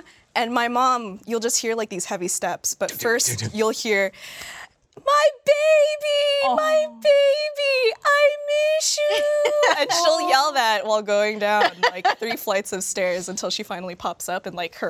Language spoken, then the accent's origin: English; New Jersey, United States; moved away; every time I go home to New Jersey